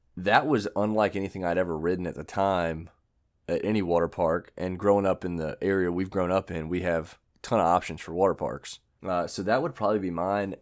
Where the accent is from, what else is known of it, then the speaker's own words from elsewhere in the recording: United States; I'm American